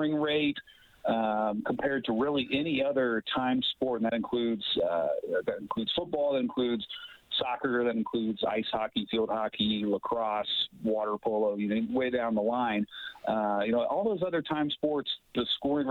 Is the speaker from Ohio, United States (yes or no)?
yes; Cincinnati, Ohio, United States; also born or lived in Dayton, Ohio; now in Muncie, United States; I'm not originally from Indiana, but I am from nearby Ohio, and I grew up in the Cincinnati area